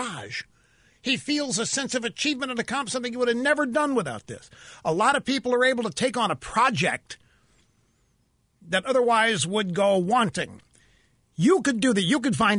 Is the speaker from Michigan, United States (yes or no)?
no; Missouri, United States; I'm from Missouri.